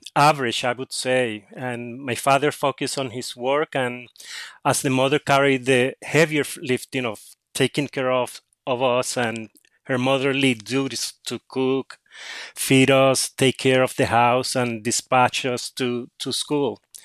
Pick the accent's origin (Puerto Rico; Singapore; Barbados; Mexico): Puerto Rico; Cataño; I grew up in Catania, um, which is a s, a small town across the bay from San Juan in Puerto Rico